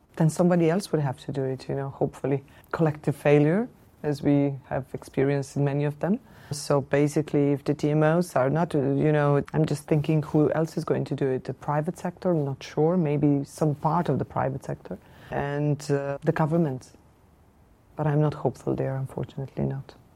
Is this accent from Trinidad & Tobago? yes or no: no; Ljubljana, Slovenia; I'm coming from Slovenia.